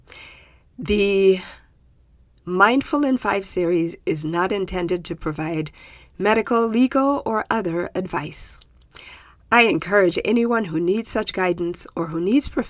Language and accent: English; Zimbabwe; My home country of Zimbabwe